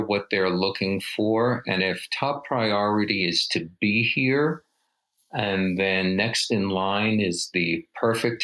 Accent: New York, United States; moved away as an adult; now in Aspen, United States; I'm originally from New York

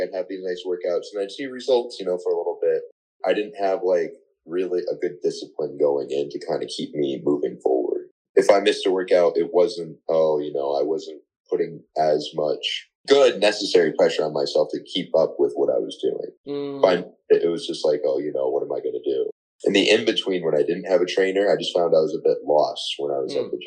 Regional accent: Rocky Hill, Connecticut, United States; I'm actually from Rocky Hill, born and raised

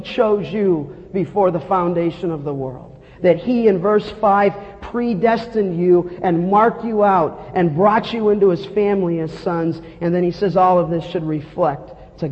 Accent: Los Angeles, California, United States; as a young boy growing up in Canoga Park in the San Fernando Valley

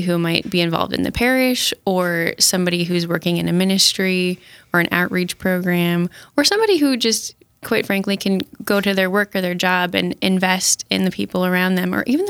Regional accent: Sioux Falls, South Dakota, United States; born and raised in Sioux Falls. Love my Catholic faith

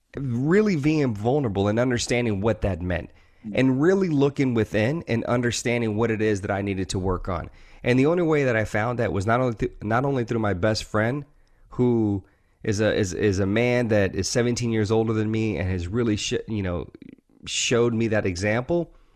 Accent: the South, Louisiana, United States; I grew up in, you know, the South. Uh, I was born in Louisiana, uh, in, in the United States

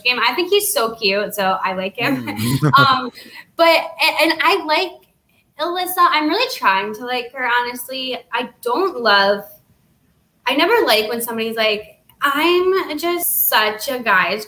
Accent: Naperville, Illinois, United States; she's from my hometown. We're both from Naperville.

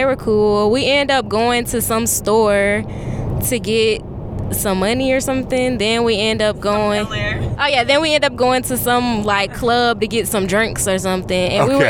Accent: Charlotte, North Carolina, United States; We're from Charlotte, North Carolina.

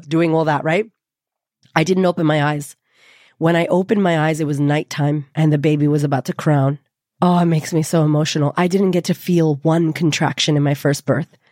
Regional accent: United States; I'm already American. I'm already Latina.

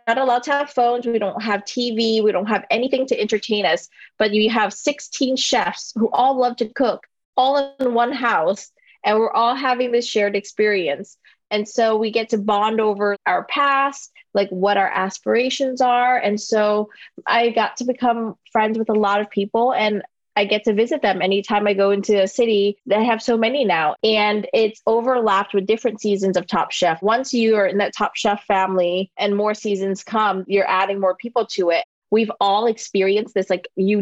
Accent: Louisiana, United States; moved away as an adult; now in New York, United States; Growing up in Louisiana

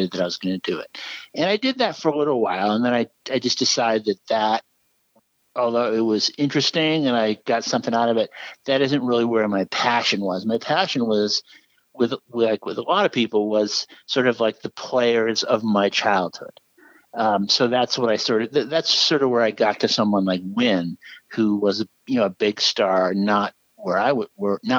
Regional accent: New England, United States; I grew up in New England, and my family, Red Sox fans, my grandparents.

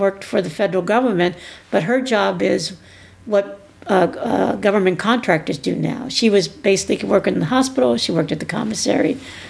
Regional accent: Oceanside, California, United States; also born or lived in Puerto Rico; Well, I'm a military brat.

